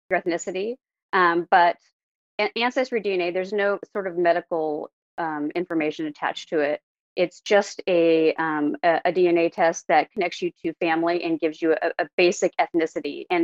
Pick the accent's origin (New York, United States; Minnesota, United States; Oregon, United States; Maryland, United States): Oregon, United States; Oregon City; also born or lived in Santa Clara, California; now in California, United States; I was actually born in California. I was born in Santa Clara, but I grew up in, outside of Portland, Oregon, in a small town called Oregon City.